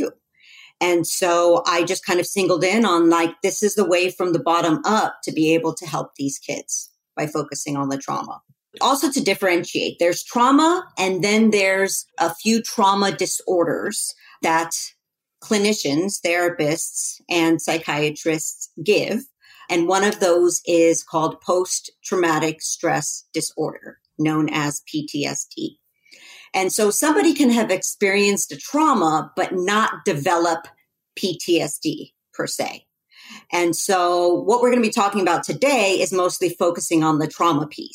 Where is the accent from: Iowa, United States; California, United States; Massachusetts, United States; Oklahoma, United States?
California, United States; Los Angeles; I grew up in Los Angeles